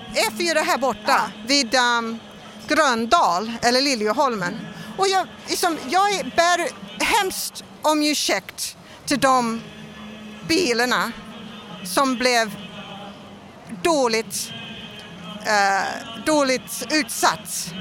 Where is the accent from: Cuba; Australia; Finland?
Australia; Melbourne, Victoria; Swedish is a second language; now in Sweden; jag kommer från Australia och jag kommer från en arbetsstad som är, som Göteborg. Och det är Melbourne.